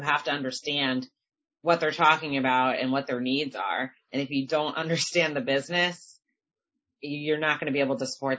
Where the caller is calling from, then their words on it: outside of Boston, Massachusetts, United States; I'm calling in from Massachusetts, outside of Boston.